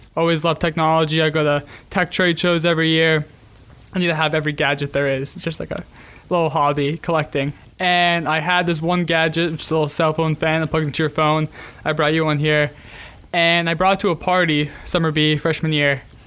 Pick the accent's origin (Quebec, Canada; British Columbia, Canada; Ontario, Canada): Quebec, Canada; Montreal; also born or lived in South Florida; now in Gainesville, United States; living in South Florida. I grew up in Montreal. Living in South Florida last ten years.